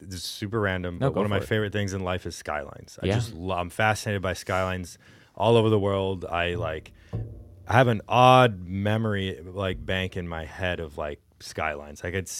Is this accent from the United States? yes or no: yes; Houston, Texas, United States; also born or lived in Detroit; now in Cleveland, United States; I got to know the city better, because I'm not from here originally. I'm from Houston, and even before that.